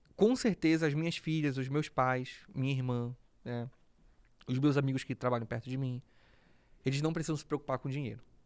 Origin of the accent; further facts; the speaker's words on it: Belém, Pará, Brazil; moved away; Então eu cresci num, num bairro periférico de Belém